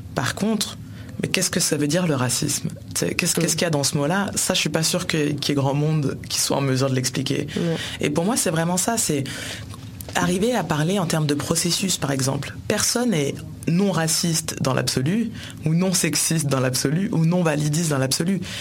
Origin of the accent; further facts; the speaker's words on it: France; Je suis française par votre faute